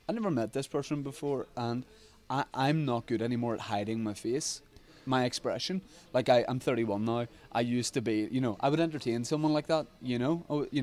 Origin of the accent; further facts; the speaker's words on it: Ireland; moved away as an adult; being Irish over here